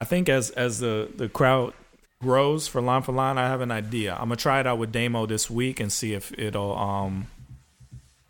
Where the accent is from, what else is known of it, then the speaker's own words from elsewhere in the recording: Jamaica; I'm Jamaican